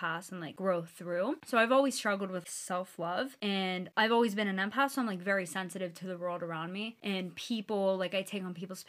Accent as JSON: {"language": "English", "town": "Pittsburgh", "region": "Pennsylvania", "country": "United States", "tie": "born or raised there", "said": "I'm from Pittsburgh, Pennsylvania. So me and Ashley grew up with each other"}